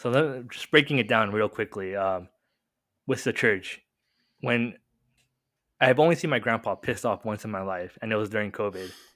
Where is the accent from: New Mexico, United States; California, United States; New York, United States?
California, United States; Murrieta; born and raised in Murrieta, uh, I'm pretty sure most listeners don't know where Murrieta is, but next to Temecula